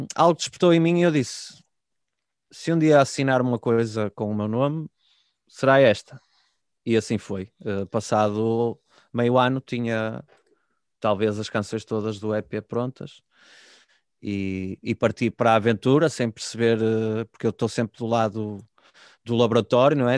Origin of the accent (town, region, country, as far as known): Guimarães, Norte, Portugal